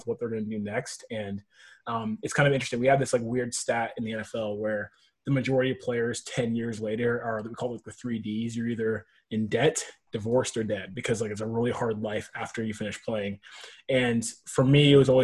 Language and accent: English; Nashville, Tennessee, United States; moved away as an adult; also born or lived in Berkeley, California; now in Bay Area, United States; I'm actually from Nashville, Tennessee